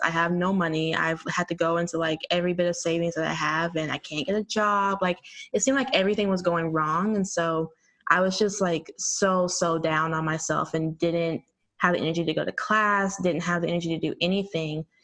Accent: Arkansas, United States; moved away as an adult; also born or lived in Texas; now in Washington, D.C., United States; I'm from Arkansas originally. I had like a, a, stint in Texas growing up there too, but I was born and, mostly raised in Arkansas.

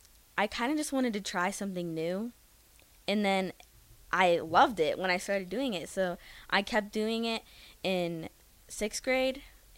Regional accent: Lincoln, Nebraska, United States; So I was born and raised in Lincoln. Okay. I went to Adams Elementary here, K through 5, and now I go to Scott Middle School. I'm going to be a 7th grader.

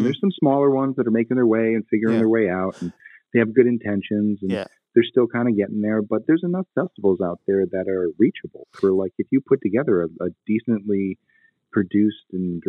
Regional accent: New England, United States; I'll talk. You want to talk crap? Like, I'm from New England.

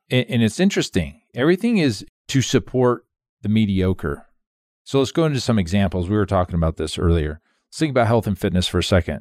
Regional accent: Phoenix, Arizona, United States; moved away as an adult; also born or lived in Monroe, Louisiana; I come from Phoenix

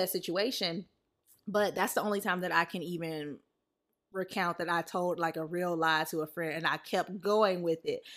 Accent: the South, United States; now in Los Angeles, United States; growing up in the South

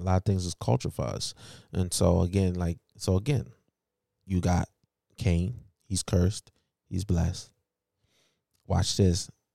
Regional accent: United States; I was born here.

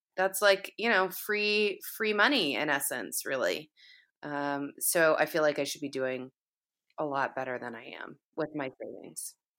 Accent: the South, United States; moved away; I'm from the South originally, so that, the, kind of that whole area in the Southeast is, is home, in essence

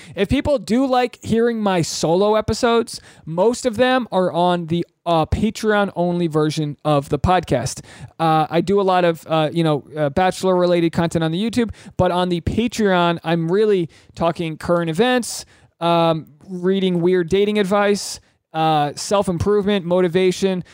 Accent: New England, United States; I grew up in New England

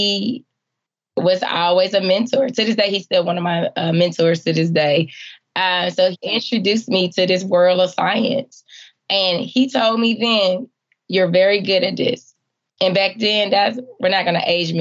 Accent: Atlanta, Georgia, United States; Growing up in Atlanta, the CDC was everything I knew about science

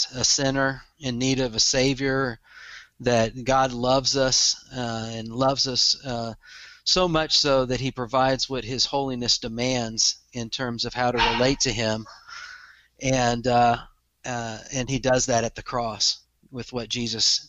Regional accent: Texas, United States; I'm from Texas. So if I have a little bit of an accent, I own it. it comes with being a Texan. I live in Texas

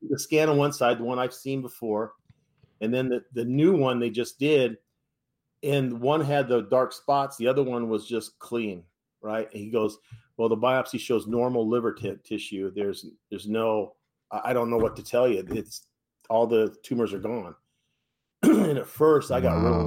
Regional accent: San Francisco Bay Area, California, United States; I'm from the San Francisco Bay Area

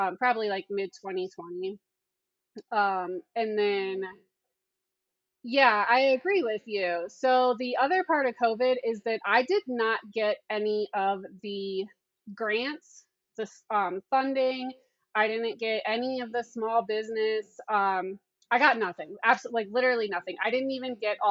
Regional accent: Wellington, Ohio, United States; I'm from Wellington, Ohio, small town, like 8,000 people

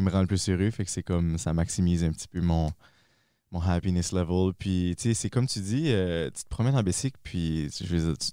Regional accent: Dunlop, New Brunswick, Canada; moved away as an adult; also born or lived in Moncton; je viens de Dunlop, près de Bathurst.

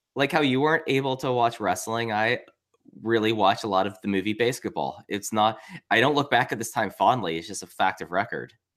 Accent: Texas, United States; I grew up in Texas

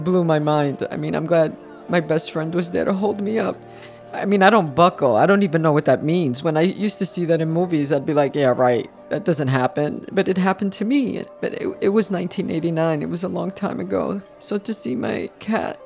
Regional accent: New York, United States; I am a Puerto Rican Jew and I'm from New York

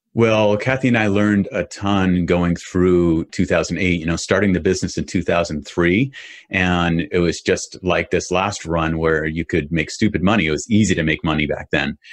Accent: Boston, Massachusetts, United States; I grew up in Boston area

